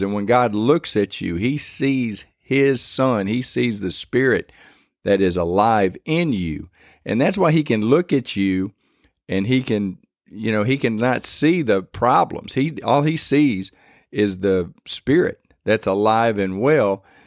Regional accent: Michigan, United States; now in Louisiana, United States; I was born and raised up in Michigan

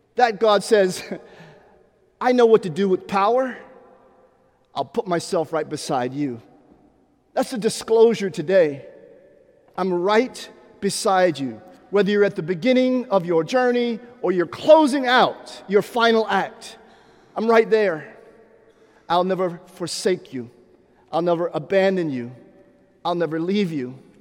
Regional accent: Pittsburgh, Pennsylvania, United States; now in Atlanta, United States; growing up in Pittsburgh, Pennsylvania

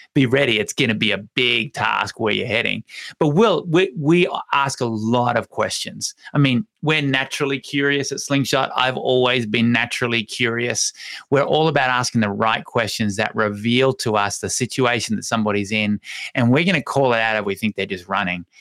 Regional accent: Hobart, Tasmania, Australia; now in Longmont, United States; Mount Wellington is my hometown, so it's called Hobart

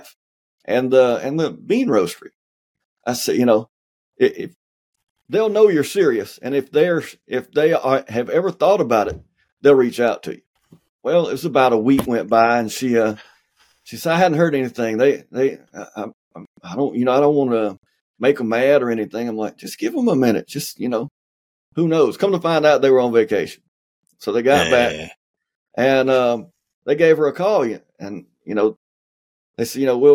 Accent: the South, United States; I'm from the South

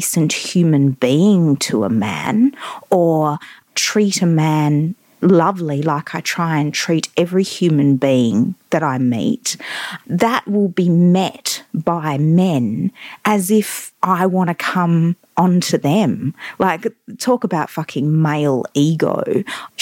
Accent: Perth, Western Australia, Australia; moved away; back in my hometown of Perth

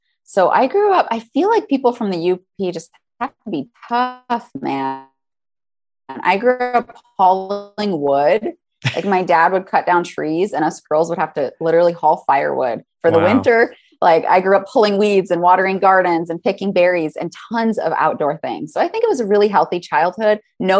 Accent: Michigan, United States; accent: Yooper; So I'm originally from the Upper Peninsula. I am a Youper. That's what they say.

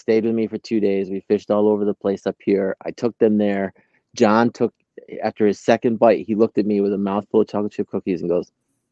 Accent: Oxford, New York, United States; also born or lived in Smithville Flats, New York; now in Binghamton, United States; Grew up in Oxford, graduated with 50. Like born and raised in Oxford, but really I would say I grew up probably in Smithville Flats.

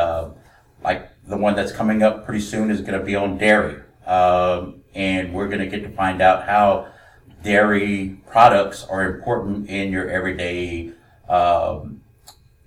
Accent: Southwest Louisiana, United States; moved away as an adult; also born or lived in Mississippi; now in Texas, United States; I am originally from Southwest Louisiana, and I have been in Texas for just about 3 years now

